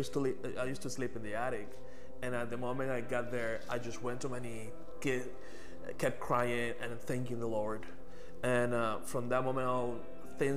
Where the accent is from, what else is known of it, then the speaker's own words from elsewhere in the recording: Venezuela; moved away as an adult; now in Texas, United States; I'm from Venezuela. I've been here in Texas for 5 years, since 2017.